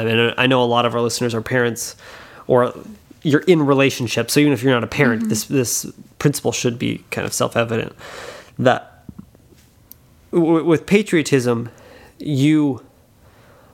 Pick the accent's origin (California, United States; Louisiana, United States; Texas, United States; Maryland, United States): Louisiana, United States; I'm from Louisiana